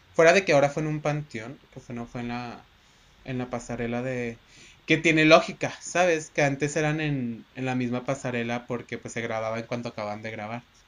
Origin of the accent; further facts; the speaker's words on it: Mexico; Aquí en nuestro México querido adorado